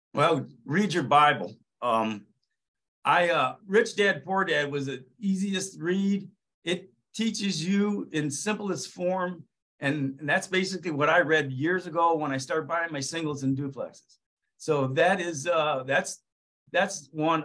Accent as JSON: {"language": "English", "region": "Ohio", "country": "United States", "tie": "born or raised there", "said": "bought a 38 unit townhouse complex right here in my hometown of in Ohio"}